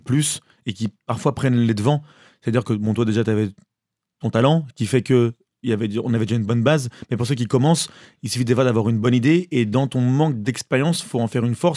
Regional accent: Maulévrier, Pays de la Loire, France; also born or lived in Cholet; now in Paris, France; je viens de Molévrier, enfin, je viens d'une ferme, d'un lieu dit qui est euh, un peu euh, loin de tout. Mais j'étais, j'ai grandi à Molévrier

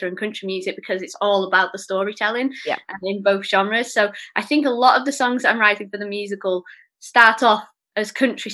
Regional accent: Oldham, North West England, United Kingdom; also born or lived in London; I grew up in Oldham, just outside of Manchester, and that's where I'm back here now.

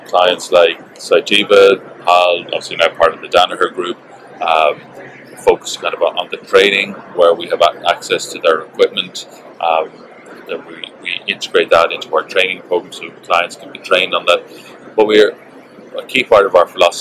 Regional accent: Ireland

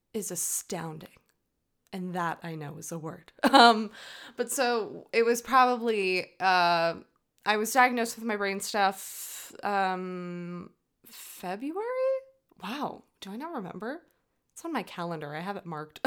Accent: United States; I'm American. I, from the U S

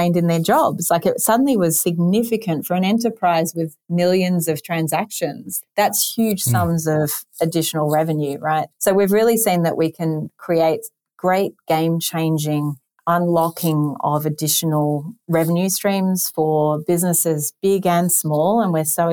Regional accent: Sydney, New South Wales, Australia; moved away; You might have noticed my accent, also coming from in Sydney, Australia

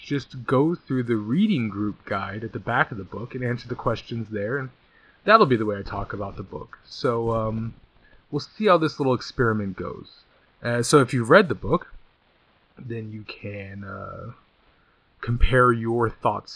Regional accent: Redlands, California, United States; I'm from Redlands. It's right San Bernardino County, the jewel of the Inland Empire. It's a very nice place to grow up

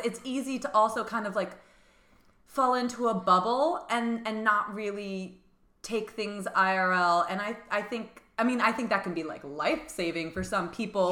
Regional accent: New Jersey, United States; now in New York City, United States; I grew up in New Jersey and I, it, I I lived like an hour away from New York City

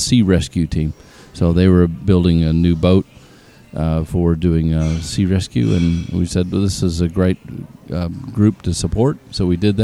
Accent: Denmark, Western Australia, Australia; I'm from Denmark, and it's like, you don't have a Scandinavian accent.

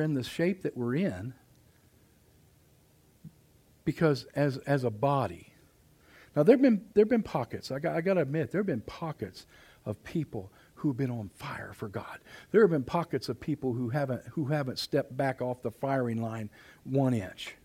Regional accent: Mississinewa and Salamonie Reservoirs, Indiana, United States; I grew up down around the Mississinewall and Salamone Reservoir

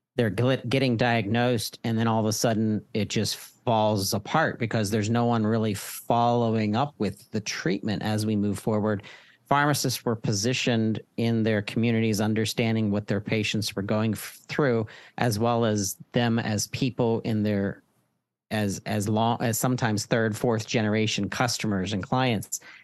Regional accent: Pittsburgh, Pennsylvania, United States; I'm from Pennsylvania. I'm a Pittsburgher

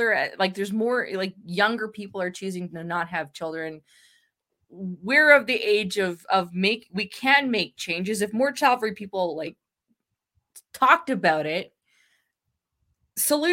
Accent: Canada; as a Canadian

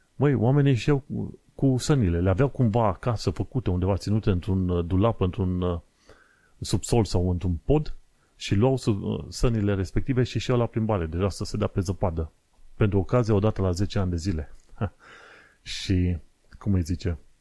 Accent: Romania; now in London, United Kingdom; noi venim din România

